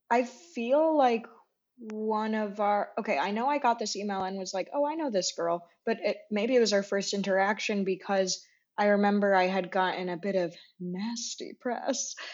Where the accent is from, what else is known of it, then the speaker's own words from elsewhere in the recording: outside Chicago, Illinois, United States; moved away as an adult; now in New York, United States; because I grew up outside Chicago. And then when I finally moved here, like seven years ago